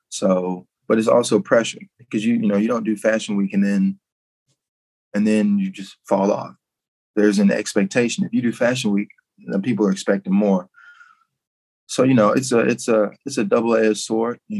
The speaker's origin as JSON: {"language": "English", "town": "Memphis", "region": "Tennessee", "country": "United States", "said": "I connected with Brandice because like we're both from Memphis"}